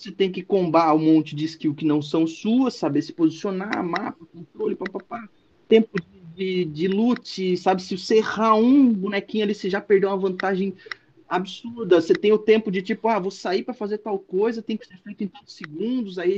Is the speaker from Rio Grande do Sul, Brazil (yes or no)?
no; Joinville, Santa Catarina, Brazil; also born or lived in Curitiba; É, eu sou natural de Curitiba, é, morei em Curitiba, enfim, um tempo, mas na verdade fui criado aqui em Joinville. Sou de Joinville, Santa Catarina e moro aqui neste momento.